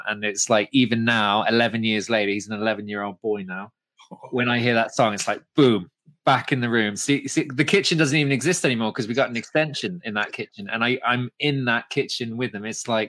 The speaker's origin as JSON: {"language": "English", "country": "Hong Kong", "tie": "born or raised there", "also_born_or_lived": "Ireland", "said": "I'm an Irishman who grew up in Hong Kong"}